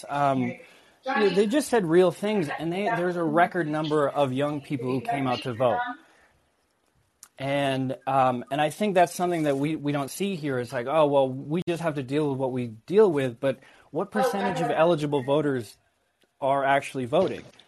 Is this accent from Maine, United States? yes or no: yes; Maine, United States; I'm from Maine.